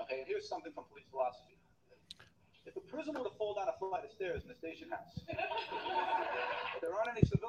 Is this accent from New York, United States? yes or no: yes; Queens, New York, United States; I was born and raised in Queens, okay? In a middle-class neighborhood. I'm Catholic.